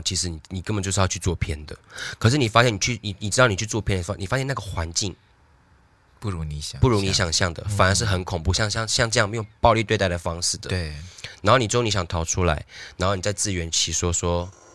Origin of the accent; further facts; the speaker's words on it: Taiwan; 我们台湾人